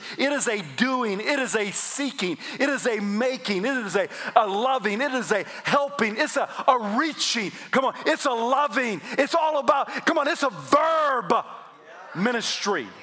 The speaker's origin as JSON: {"language": "English", "region": "South Carolina", "country": "United States", "said": "I'm from South Carolina"}